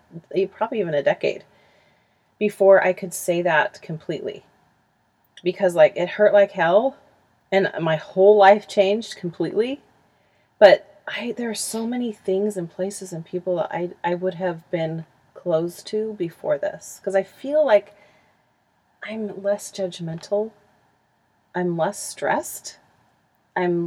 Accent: Huntington Beach, California, United States; moved away as an adult; also born or lived in Utah; I grew up in Huntington Beach. And we just recently moved back here in January

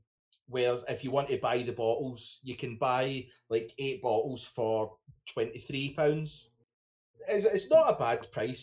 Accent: Glasgow, Scotland, United Kingdom; also born or lived in Netherlands; I am from Glasgow over in Scotland.

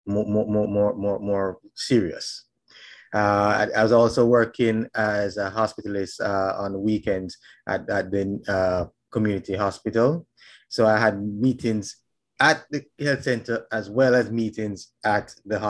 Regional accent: Jamaica; now in Statesboro, Georgia, United States; I'm from Jamaica

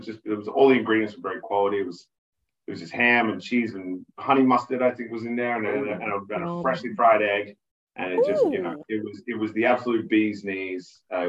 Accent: Australia; I'm Australian

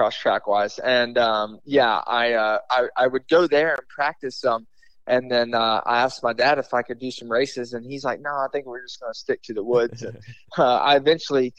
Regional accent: Belmont, North Carolina, United States; I'm from the Belmont area.

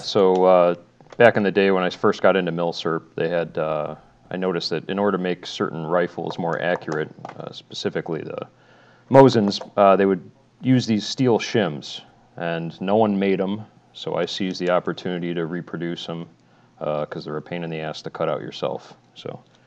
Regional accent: northern Illinois, United States; I'm from Illinois

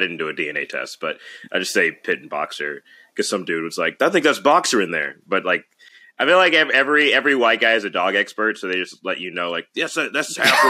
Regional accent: Birmingham, Alabama, United States; now in Los Angeles, United States; I currently live in Los Angeles, California, but I'm originally from Birmingham, Alabama.

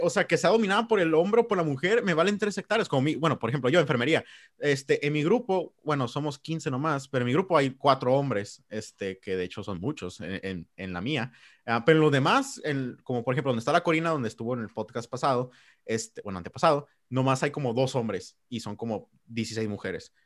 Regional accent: Mexico; vernos como mexicanos

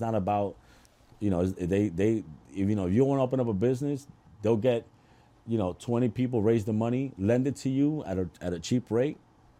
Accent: Queens, New York, United States; I'm from Queens. I actually got to Elizabeth because of a girl.

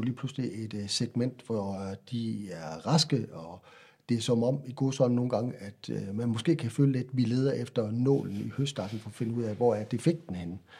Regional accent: Central Jutland, Central Denmark Region, Denmark; also born or lived in Faroe Islands / Fredericia; Købte hus i Midtjylland, hvor jeg kommer fra, flyttede derop

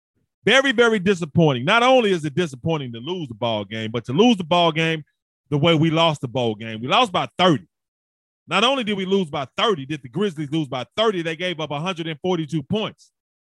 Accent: Memphis, Tennessee, United States; I am from Memphis, born and raised in Memphis. Play football at the University of Memphis.

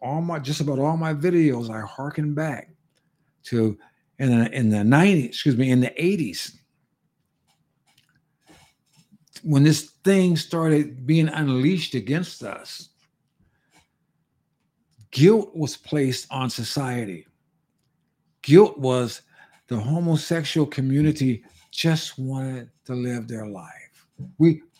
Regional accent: California, United States; moved away as an adult; in California before I left that state, my home state

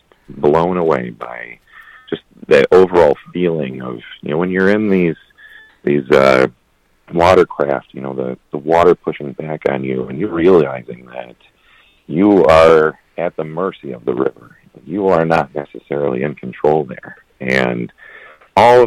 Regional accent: Flushing, Michigan, United States; also born or lived in Flint, Michigan; I was born in Flint and raised in Flushing

